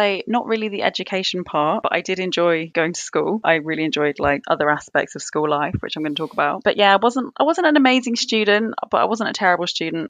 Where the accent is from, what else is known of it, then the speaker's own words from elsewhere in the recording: United Kingdom; I'm British and I live in London.